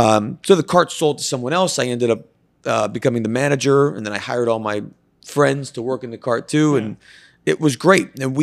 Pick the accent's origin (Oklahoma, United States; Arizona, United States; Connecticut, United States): Connecticut, United States; I grew up in Northeast Connecticut.